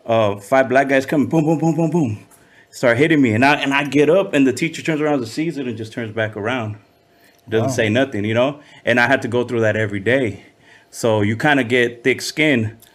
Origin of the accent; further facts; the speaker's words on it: Compton, California, United States; also born or lived in Lynwood / Downey; that's my upbringing. So I remember my early days were in Compton first